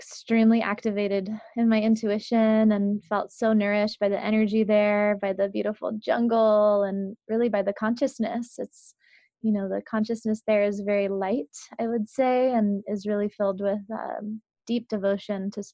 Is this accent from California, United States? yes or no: yes; San Francisco, California, United States; also born or lived in New England; I grew up in parts of New England and then mostly in San Francisco, in the middle of the city